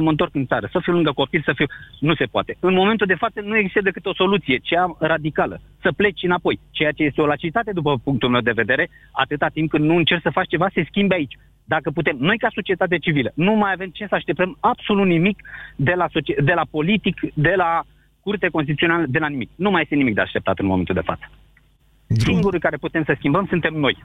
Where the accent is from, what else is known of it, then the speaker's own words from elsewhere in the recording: Romania; also born or lived in Spain; noi ca și români